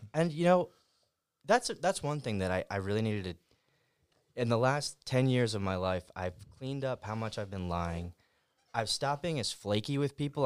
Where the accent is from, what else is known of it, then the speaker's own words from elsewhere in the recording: Fairless Hills, Pennsylvania, United States; I lived in Fairless Hills when I grew up